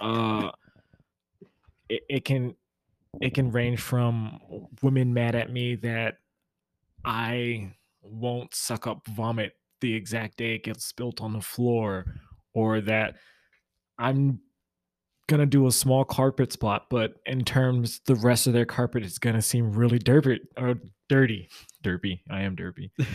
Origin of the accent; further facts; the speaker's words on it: Florida, United States; also born or lived in the South; now in Midwest, United States; I'm from Florida